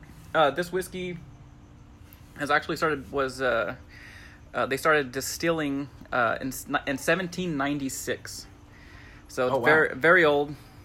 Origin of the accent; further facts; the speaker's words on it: Southern California, United States; we're from Southern California.